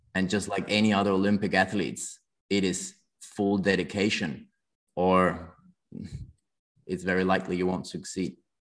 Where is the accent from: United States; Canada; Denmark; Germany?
Denmark; moved away as an adult; also born or lived in London, United Kingdom; now in Hong Kong; I grew up in Denmark